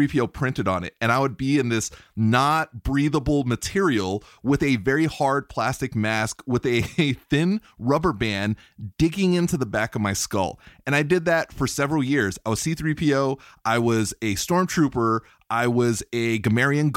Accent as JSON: {"language": "English", "region": "New York", "country": "United States", "tie": "born or raised there", "said": "I grew up in New York in the 80s as a child"}